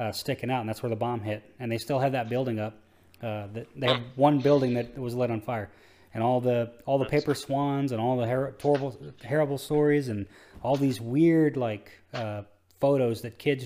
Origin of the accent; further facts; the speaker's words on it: Texas, United States; growing up in Texas